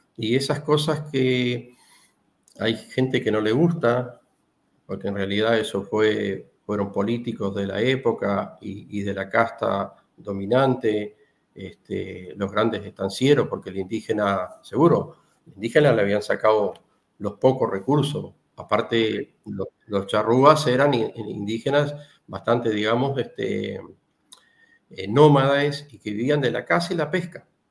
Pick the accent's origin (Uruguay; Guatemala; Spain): Uruguay; Tacuarembó; nosotros somos de Tacuarembó